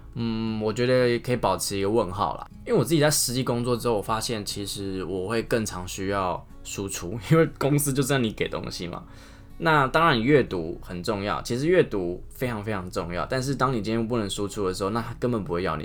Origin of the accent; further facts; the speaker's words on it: Taiwan; 我们台湾人，我们讲一个“没”、“买”、台语就这么多分法了